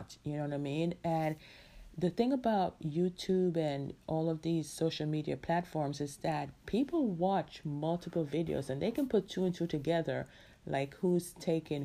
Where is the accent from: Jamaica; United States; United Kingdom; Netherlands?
Jamaica; who's in Jamaica, my hometown